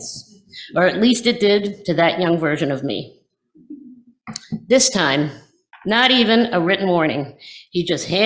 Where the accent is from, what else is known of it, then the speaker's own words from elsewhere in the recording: West Virginia, United States; moved away; Where I grew up in West Virginia